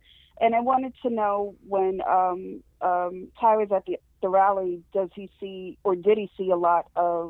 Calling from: New Jersey, United States; I'm calling from New Jersey.

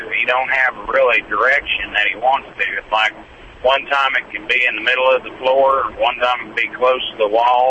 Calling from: Needles, California, United States; Yeah, right now I'm going through Needles, California.

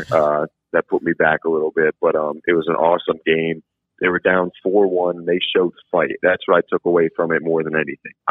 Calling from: White Haven, Pennsylvania, United States; I'm calling from Whitehaven, PA.

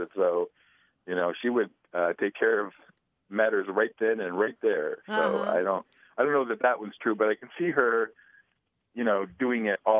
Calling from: Madison, Wisconsin, United States; I'm calling from Madison, Wisconsin.

